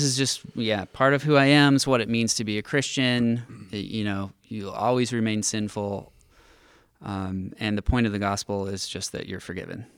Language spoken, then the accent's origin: English; Villa Park, California, United States; also born or lived in Santa Barbara; I grew up in North County, Orange County